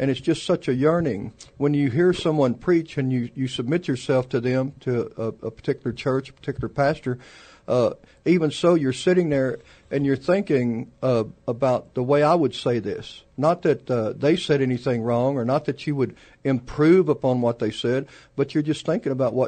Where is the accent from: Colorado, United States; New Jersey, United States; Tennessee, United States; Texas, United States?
Texas, United States; San Antonio; also born or lived in Poteet, Texas / Tulsa, Oklahoma; I've been in San Antonio all my life. We did have a 2-year hiatus when we were in Tulsa, Oklahoma for a while. We've been here, and San Antonio's home.